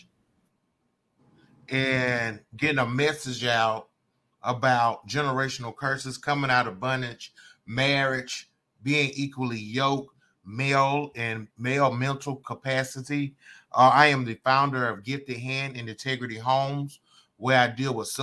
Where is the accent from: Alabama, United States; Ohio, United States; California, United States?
Alabama, United States; Montgomery; I'm from Montgomery, Alabama.